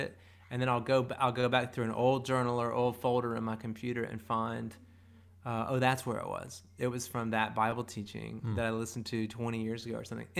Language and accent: English; South Carolina, United States; growing up in South Carolina